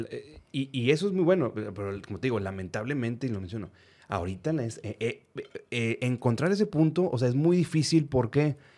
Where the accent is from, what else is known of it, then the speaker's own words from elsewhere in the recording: Reynosa, Tamaulipas, Mexico; now in Monterrey, Mexico; yo nací aquí en Monterrey, pero viví casi toda mi vida, o mi vida, eh, mi preparación, digamos que mi vida joven, en Reynoso, Tamaulipas